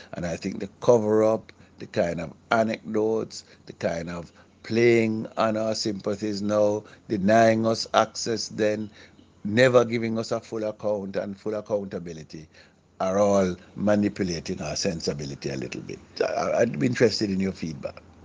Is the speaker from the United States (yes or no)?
no; Jamaica